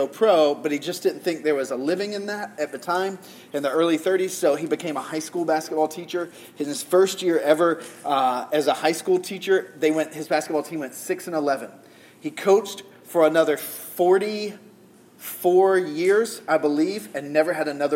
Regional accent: Georgia, United States; I'm from Georgia

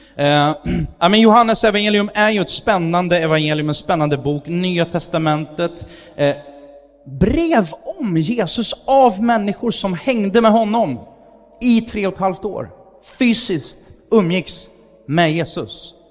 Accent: Sweden; Jag är svensk

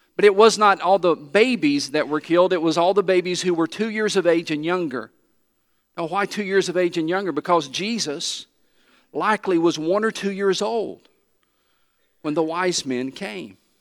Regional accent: Johnson City, Tennessee, United States; I grew up in Johnson City, Tennessee

